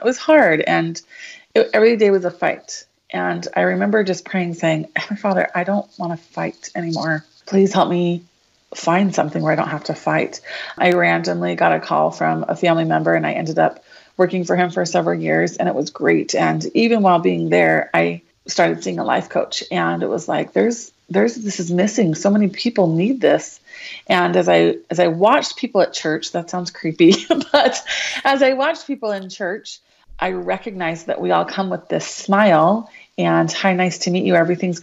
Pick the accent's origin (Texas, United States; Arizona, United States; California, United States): Arizona, United States; Show Low; moved away as an adult; now in Gilbert, United States; I grew up in Sholo, so small town up north